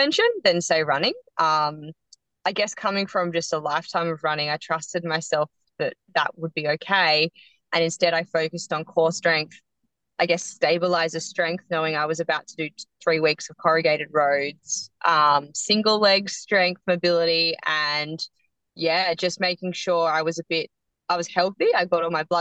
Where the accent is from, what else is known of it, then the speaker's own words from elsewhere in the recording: Yarra Valley, Victoria, Australia; I grew up in the Yarra Valley